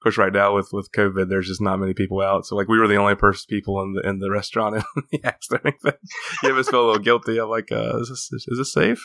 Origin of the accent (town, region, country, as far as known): Appalachia, United States; born or raised there